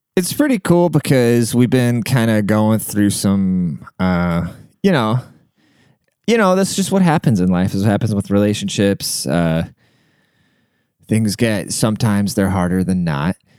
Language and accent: English; United States; I can't speak neither, 'cause I'm American